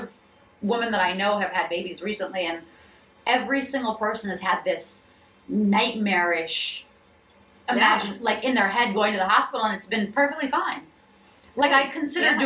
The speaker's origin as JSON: {"language": "English", "region": "Michigan", "country": "United States", "moved": "yes", "said": "I'm from Michigan"}